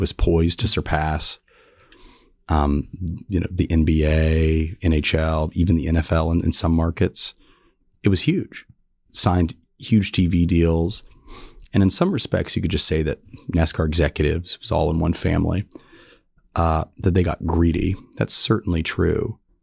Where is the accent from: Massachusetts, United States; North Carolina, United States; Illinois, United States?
North Carolina, United States; North Carolina Piedmont, United States; I grew up in the North Carolina, Piedmont, so grew up going to races